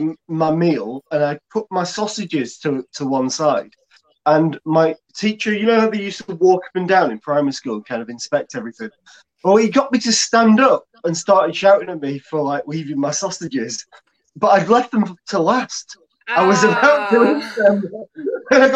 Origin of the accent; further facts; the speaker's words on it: Exton, near Chorley, North West England, United Kingdom; also born or lived in Preston / Manchester; now in Bacup, United Kingdom; originally I'm from Exton, which is like a little village near Chorley